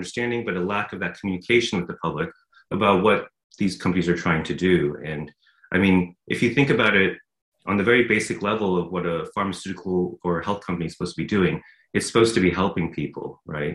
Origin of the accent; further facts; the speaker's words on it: Los Angeles, California, United States; moved away as an adult; also born or lived in Edinburgh, Scotland; now in Scotland, United Kingdom; I'm actually from Los Angeles, California